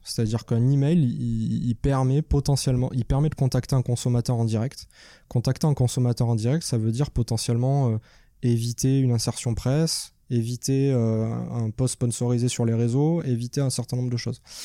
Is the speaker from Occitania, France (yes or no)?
yes; Nîmes, Occitania, France; also born or lived in Paris; now in Montpellier, France; je suis de Nîmes